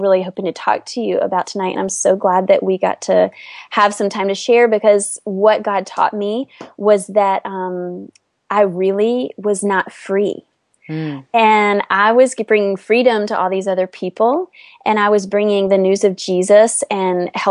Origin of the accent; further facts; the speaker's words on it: North Carolina, United States; moved away as an adult; also born or lived in Washington, District of Columbia, United States; I grew up in a sweet small town in North Carolina